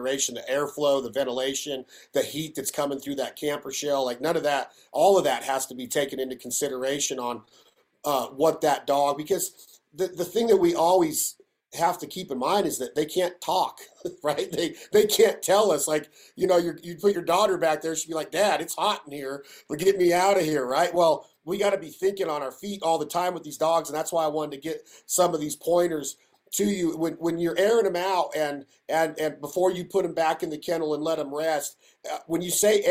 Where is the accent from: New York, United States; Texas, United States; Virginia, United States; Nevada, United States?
Nevada, United States; Reno; my hometown of Reno, Nevada.